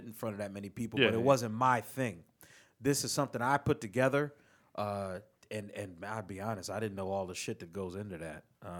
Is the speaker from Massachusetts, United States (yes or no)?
no; Chester, Pennsylvania, United States; moved away; for my hometown. So Chester, Pennsylvania, the tri-state area, which encompasses Delaware, Jersey, Pennsylvania.